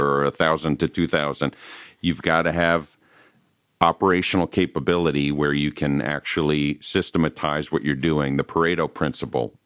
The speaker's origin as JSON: {"language": "English", "region": "Northeast", "country": "United States", "moved": "yes", "said": "I'm originally from the Northeast"}